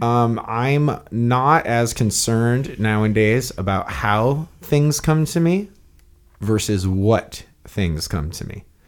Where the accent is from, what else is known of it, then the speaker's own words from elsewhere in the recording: Hawaii, United States; I grew up naked in Hawaii.